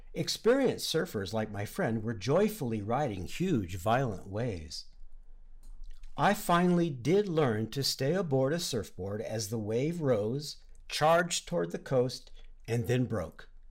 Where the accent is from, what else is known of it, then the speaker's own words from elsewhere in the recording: Southern California, United States; I grew up in Southern California, near the ocean